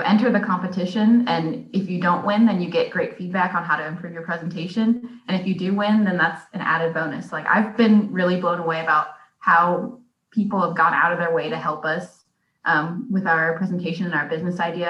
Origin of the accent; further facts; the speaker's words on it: Cincinnati, Ohio, United States; now in Auburn, United States; I'm originally from Cincinnati, Ohio, and right now I'm a PhD student at Auburn University